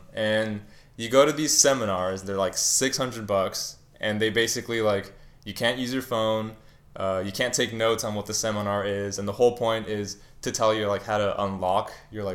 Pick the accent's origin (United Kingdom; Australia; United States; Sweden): United States; California; now in New York City, United States; my hometown, like, a couple weeks ago when I was in California